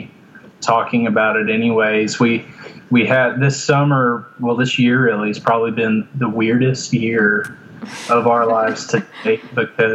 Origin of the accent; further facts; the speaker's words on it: Lander, Wyoming, United States; also born or lived in Texas; My mom and dad joined the North American Mission Board when I was, I want to say 9 years old. I can't remember the exact age, but that took us up to Wyoming, Lander, Wyoming specifically